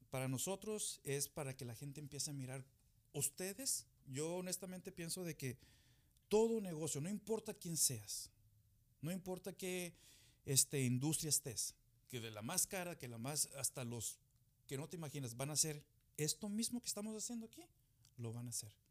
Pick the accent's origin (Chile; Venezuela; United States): United States; born there; Pero yo nací aquí en Estados Unidos, mi hermano, mis hermanas, todos nacimos aquí.